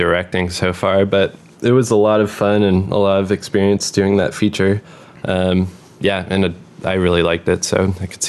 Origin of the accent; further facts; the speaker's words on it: Seattle, Washington, United States; So I grew up in Seattle